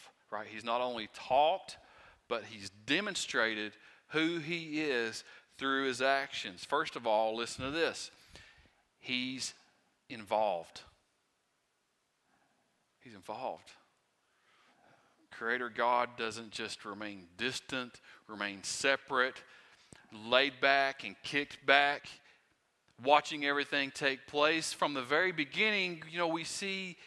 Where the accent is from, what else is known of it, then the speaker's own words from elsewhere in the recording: Wise County, Virginia, United States; I am from Wise County, Virginia, okay? And my accent, sometimes I have trouble speaking